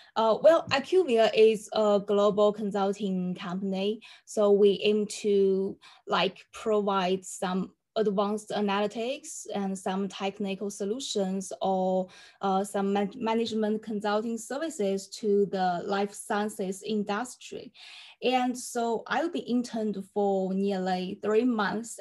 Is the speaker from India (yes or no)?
no; China; also born or lived in Durham, United Kingdom; I come from China and now live in Xi'an